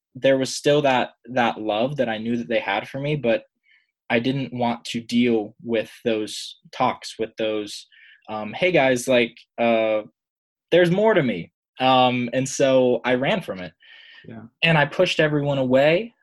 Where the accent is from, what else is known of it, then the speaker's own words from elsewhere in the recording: Pittsburgh, Pennsylvania, United States; I'm from Pittsburgh, Pennsylvania